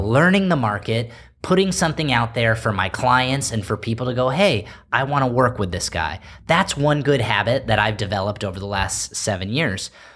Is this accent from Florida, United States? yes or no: no; Palos Verdes, California, United States; the advantages that I got growing up in Palos Verdes